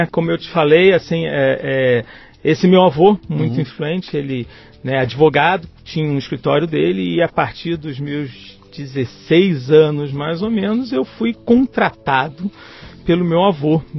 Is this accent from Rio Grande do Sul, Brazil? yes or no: no; Rio de Janeiro, Brazil; Eu nasci no Rio de Janeiro, é, eu sou do Leblon